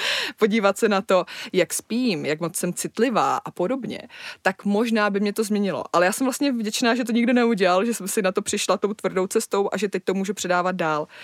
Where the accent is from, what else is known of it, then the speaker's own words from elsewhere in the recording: Moravia, Czechia; já pocházím z Moravy